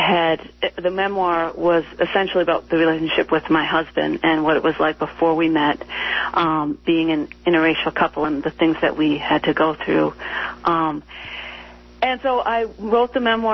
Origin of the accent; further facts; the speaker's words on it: Minneapolis, Minnesota, United States; I grew up in Minneapolis